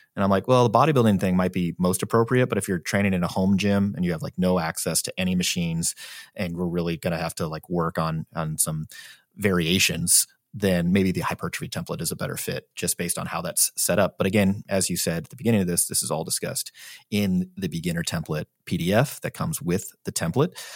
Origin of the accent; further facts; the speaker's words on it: St. Louis, Missouri, United States; moved away; I'm from Saint Louis.